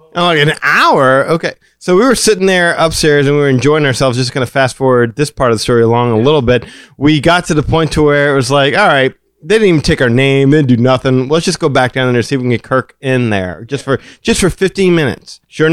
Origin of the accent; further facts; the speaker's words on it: Detroit, Michigan, United States; They don't understand because I'm from Detroit. Yeah, I came down here from Detroit.